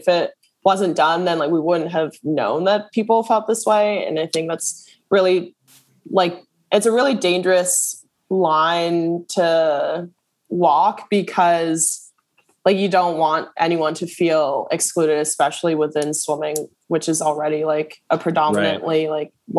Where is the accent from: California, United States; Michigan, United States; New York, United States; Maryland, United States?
New York, United States; New York City; I grew up in Brooklyn, because there are no like Olympic sized pools here.